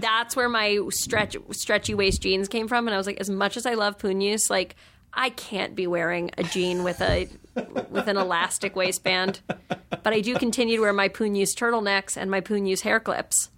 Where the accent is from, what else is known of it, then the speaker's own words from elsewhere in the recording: New York, United States; I grew up in New York